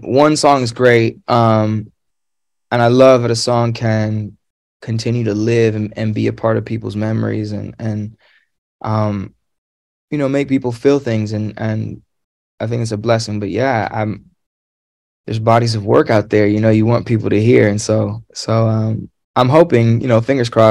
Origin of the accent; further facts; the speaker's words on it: Los Angeles, California, United States; I'm from San Pedro